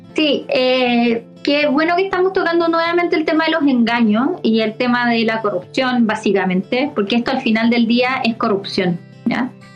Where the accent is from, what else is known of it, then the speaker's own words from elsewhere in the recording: Chile; como chilena